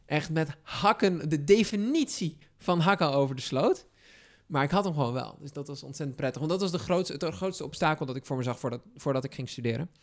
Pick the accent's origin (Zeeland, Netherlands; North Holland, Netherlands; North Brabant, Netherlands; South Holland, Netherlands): North Holland, Netherlands; Texel; moved away; ik kom van Texel